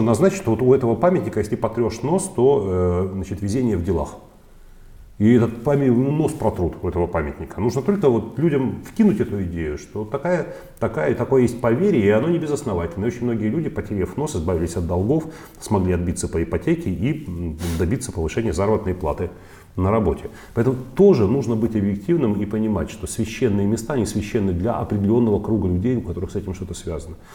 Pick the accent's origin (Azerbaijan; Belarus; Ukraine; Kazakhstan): Ukraine; Odesa, Odesa Oblast; moved away as an adult; now in Russia; Украина была страной, в которой я прожил э, с дошкольного периода до 33 лет всю вот важную часть моей жизни, когда я формировался